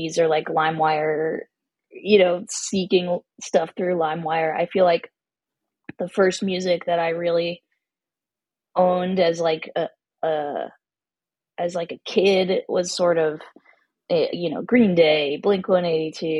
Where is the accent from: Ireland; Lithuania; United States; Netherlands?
United States; Los Angeles, California; Yes, I grew up here. My parents grew up here. So I've been in LA a while